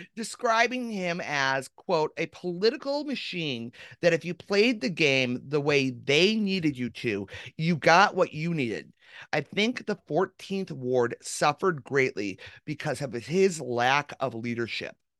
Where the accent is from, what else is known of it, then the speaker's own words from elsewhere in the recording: Chicago, Illinois, United States; a Chicagoan